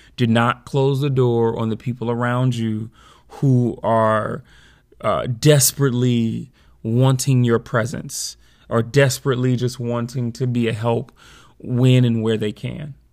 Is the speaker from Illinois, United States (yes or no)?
yes; Chicago, Illinois, United States; moved away; when I go back home to Chicago for the summer